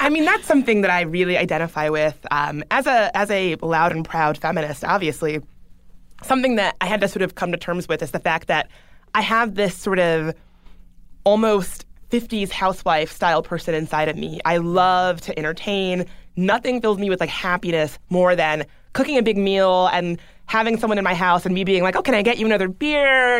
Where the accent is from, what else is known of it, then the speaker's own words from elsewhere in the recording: the South, United States; I grew up in the South